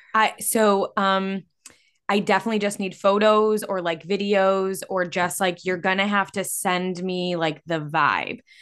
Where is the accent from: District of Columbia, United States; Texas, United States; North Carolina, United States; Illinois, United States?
Illinois, United States; we're from Illinois